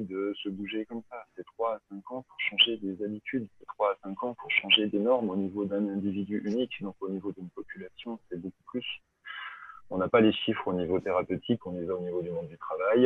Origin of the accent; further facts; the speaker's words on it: Belfort, Bourgogne-Franche-Comté, France; moved away; also born or lived in Paris; je suis, comme Vincent Kagelschmidt, je suis de, de l'Est de la France, en, Belfort